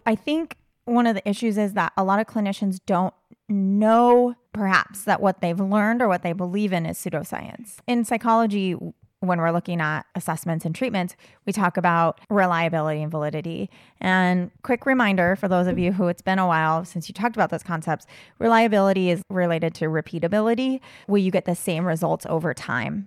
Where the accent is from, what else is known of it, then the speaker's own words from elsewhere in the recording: United States; I'm American